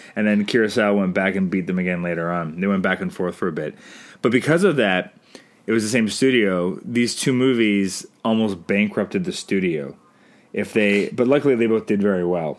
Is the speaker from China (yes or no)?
no; Canada; I'm Canadian filmmaker